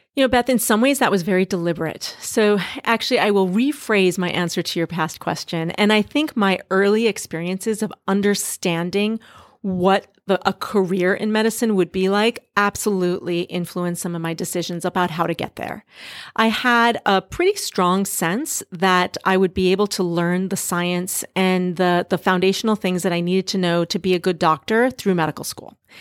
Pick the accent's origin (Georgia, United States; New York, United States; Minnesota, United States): Minnesota, United States; Duluth; moved away as an adult; also born or lived in Boston / Singapore; now in San Francisco, United States; I grew up in a small town in northern Minnesota called Duluth, Minnesota